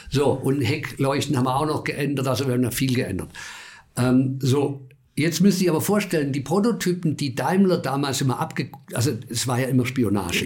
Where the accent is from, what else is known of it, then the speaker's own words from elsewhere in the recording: Bavaria, Germany; ich bin in Bayern geboren